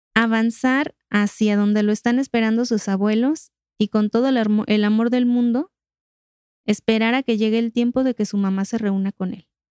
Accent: Mexico; nosotros como, como mexicanos

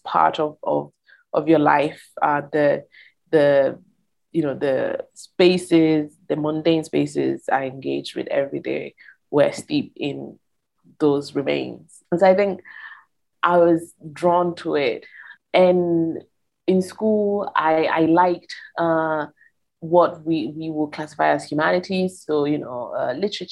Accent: Verona, Veneto, Italy; I grew up in Italy, in northern Italy, northeast, in a city called Verona

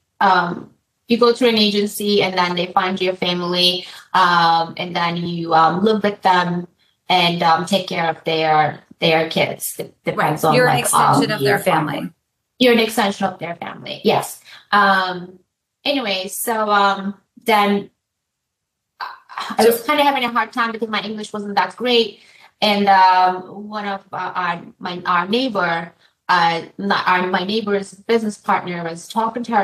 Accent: Turkey; moved away as an adult; now in United States; So I'm from Turkey, and after I graduated from college

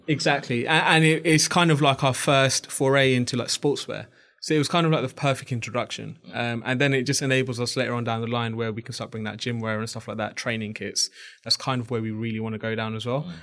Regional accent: Bangladesh; I'm actually from Bangladesh.

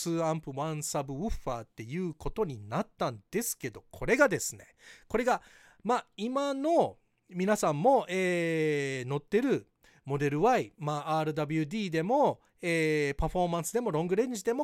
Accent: Hawaii, United States; ハワイ育ちのバイリンガルテスラエヴァンジェリストアメリカからタイムリーなテスラニュースをお届けします

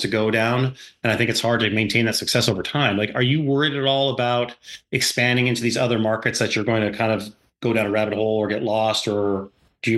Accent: North Dakota, United States; now in Virginia Beach, United States; I grew up in North Dakota

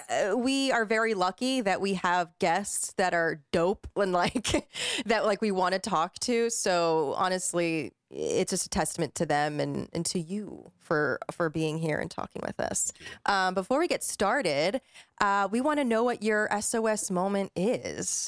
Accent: East Coast, United States; moved away as an adult; now in Los Angeles, United States; I'm from the East Coast

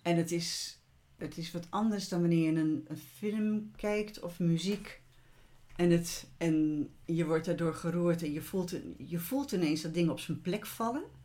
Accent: Utrecht, Netherlands; moved away; de plek waar ik geboren ben en waar we dus een tijd gewoond hebben in Utrecht.

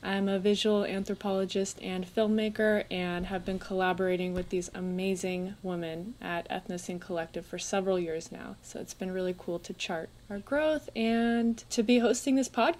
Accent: California, United States; My dad is a white man from the south in the US. My mom is Iranian from Iran. I grew up in California

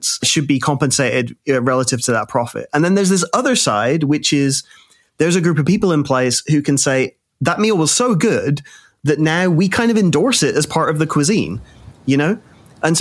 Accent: Birmingham, West Midlands, United Kingdom; I was born in Birmingham, England

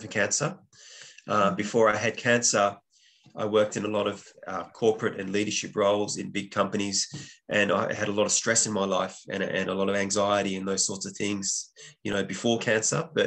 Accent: Western Australia, Australia; moved away as an adult; also born or lived in Dublin, Ireland; I'm originally from Western Australia, but I was living in Ireland at the time

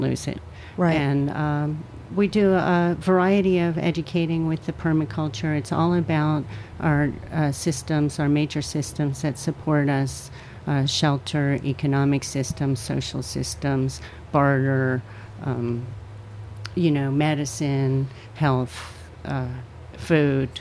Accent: Virginia, United States; now in New York, United States; I grew up in Virginia

